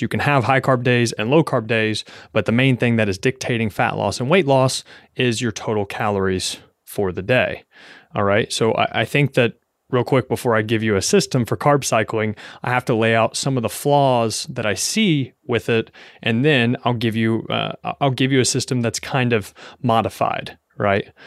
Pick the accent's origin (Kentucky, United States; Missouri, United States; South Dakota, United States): Kentucky, United States; now in New York City, United States